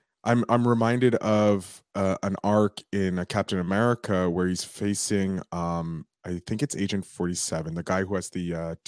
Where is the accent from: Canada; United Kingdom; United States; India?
Canada; I'm also Canadian. I'm out in Montreal.